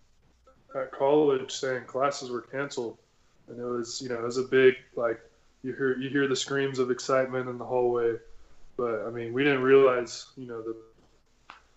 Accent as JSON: {"language": "English", "town": "San Antonio", "region": "Texas", "country": "United States", "tie": "born or raised there", "said": "I grew up in San Antonio."}